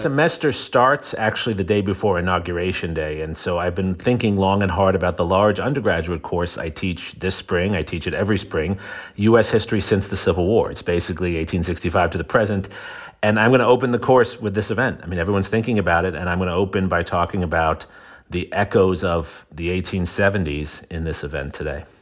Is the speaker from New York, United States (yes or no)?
yes; New York City, New York, United States; I'm from New York City